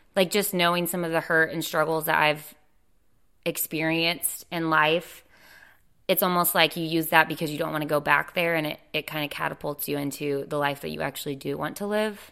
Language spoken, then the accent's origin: English; Dallas, Texas, United States; moved away as an adult; now in Wilmington, United States; I moved to Wilmington, North Carolina about four and a half years ago. I'm from Dallas, Texas.